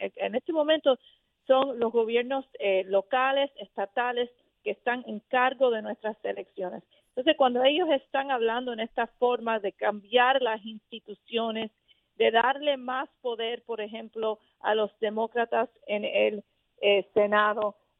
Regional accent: Miami, Florida, United States; soy de la Florida originalmente, me crié en Miami

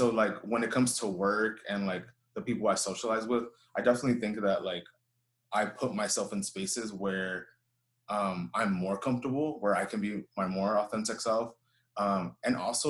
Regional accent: Houston, Texas, United States; I grew up here in Houston. I was born here, raised here

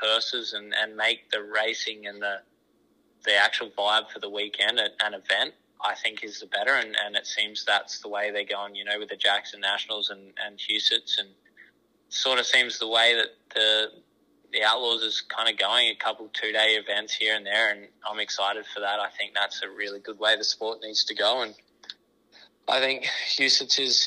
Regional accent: Australia; moved away as an adult; also born or lived in Warrnambool; now in United States; That's our biggest race in Australia. That's the sort of the race I grew up watching

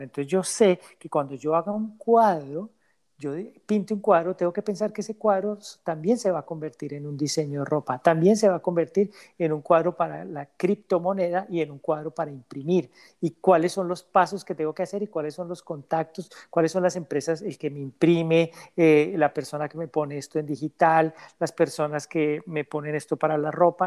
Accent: Colombia; now in Canada; Colombia, que es mi país de origen

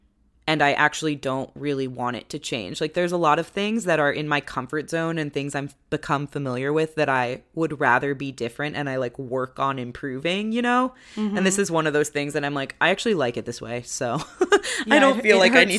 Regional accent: East Coast, United States; my attitude growing up on the East Coast, and I've spent a lot of time in New York.

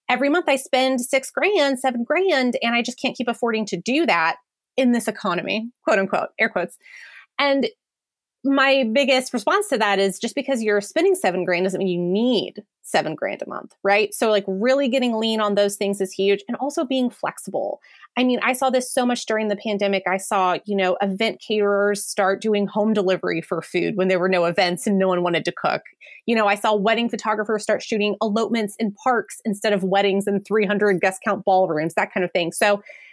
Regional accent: New Orleans, Louisiana, United States; my hometown of New Orleans

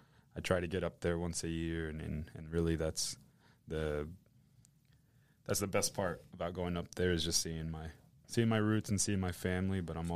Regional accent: Vallehermoso, Tamaulipas, Mexico; also born or lived in Matamoros; now in United States; I was born in Matamoros, Tamaulipas. I'm not actually from there. We're from a small town by the name of Vallehermoso, la ciudad de las tres mentiras, because it's not a ciudad, it's not a valle, and it's not hermoso

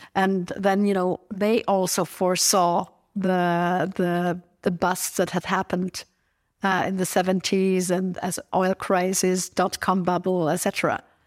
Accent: Innsbruck, Tyrol, Austria; my hometown, Innsbruck

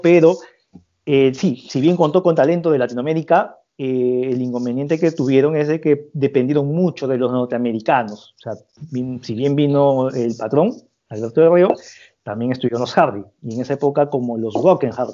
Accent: Peru

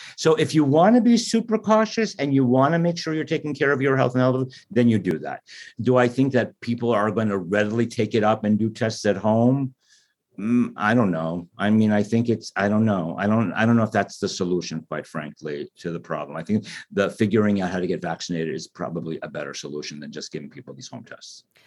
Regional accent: United States; as an American

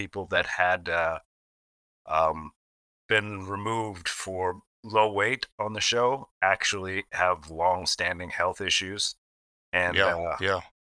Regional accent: Gresham, Oregon, United States; born or raised there; also born or lived in Portland, Oregon

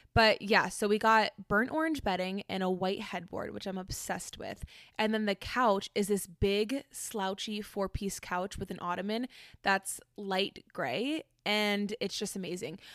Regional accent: Orlando, Florida, United States; I grew up in Orlando

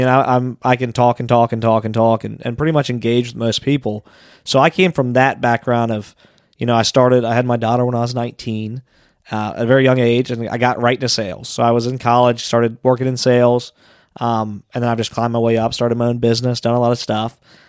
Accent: Anderson, Ohio, United States; also born or lived in Amelia, Ohio; I live in Amelia now. Okay. Yeah, but I grew up in Anderson

